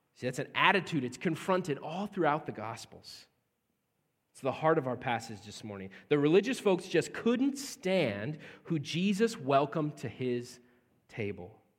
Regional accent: central Nebraska, United States; now in Cedar Rapids, United States; I personally am actually, uh, from central Nebraska. So I'm a Nebraskan

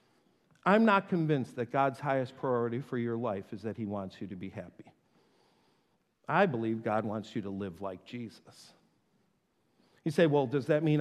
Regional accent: North Tonawanda, New York, United States; I grew up in North Tonawanda

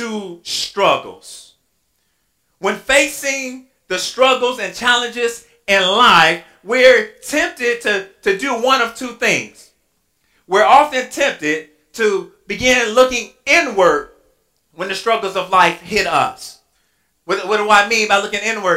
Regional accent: Inkster, Michigan, United States; moved away as an adult; now in Louisville, United States; I'm from Inkster.

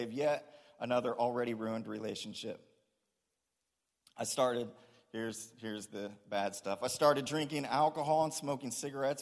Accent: Springfield, Ohio, United States; I was born in Springfield, Ohio

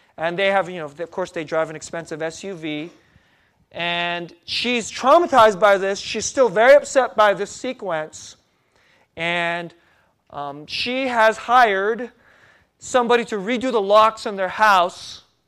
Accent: San Jose, California, United States; moved away; also born or lived in East Coast; San Jose, California.

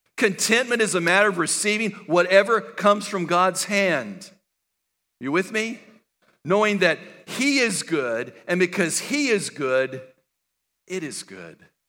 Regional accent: El Paso, Texas, United States; I was born and raised in El Paso, Texas.

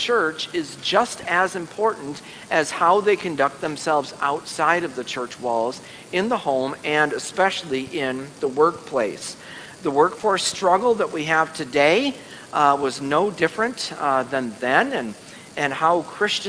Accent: United States; as American citizens in the 21st century

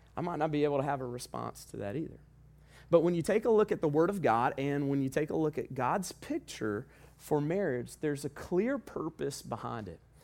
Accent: the South, United States; we're from the South

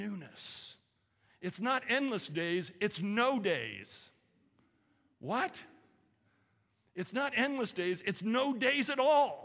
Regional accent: California, United States; moved away; I grew up in California

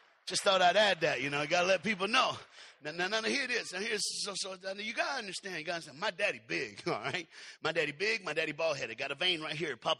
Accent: Knoxville, Tennessee, United States; I was born in Knoxville, Tennessee

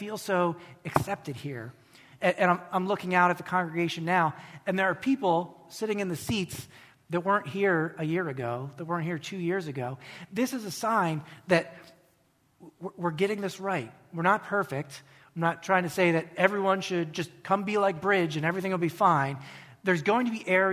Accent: United States; an American Christian

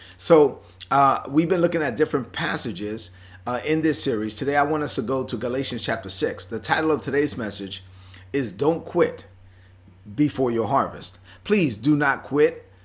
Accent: Brooklyn, New York, United States; I'm from Brooklyn

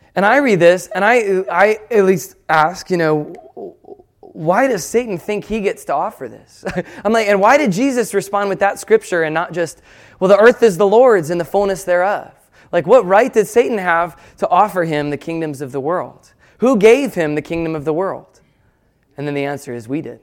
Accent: United States; we're American

